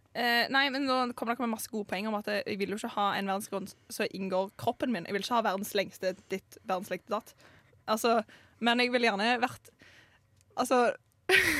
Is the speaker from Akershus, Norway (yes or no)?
no; Stavanger, Rogaland, Norway; jeg kommer fra Stavanger. Midt i Stavanger.